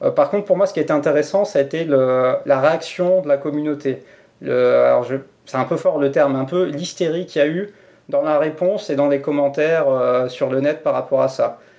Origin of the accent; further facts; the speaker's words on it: France; now in Switzerland; je suis français.